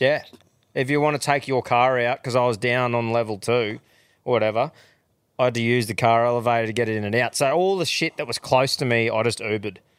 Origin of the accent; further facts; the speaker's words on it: Australia; We're Australians. Australians say doggy bags.